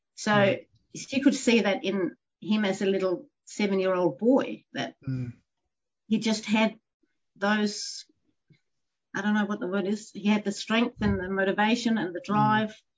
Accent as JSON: {"language": "English", "country": "Denmark", "tie": "born or raised there", "also_born_or_lived": "Canada", "moved": "as an adult", "lives_now": "Horsham, Australia", "said": "I am a Dane, so born and bred in Denmark."}